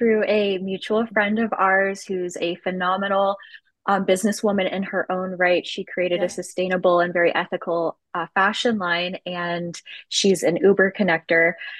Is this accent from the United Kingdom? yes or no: no; Edmonton, Alberta, Canada; now in Kansas City, United States; I'm from Edmonton, Alberta.